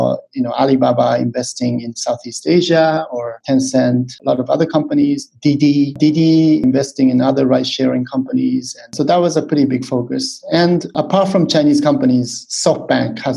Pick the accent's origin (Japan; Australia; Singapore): Japan; moved away as an adult; also born or lived in United States; now in Hong Kong; I'm from Japan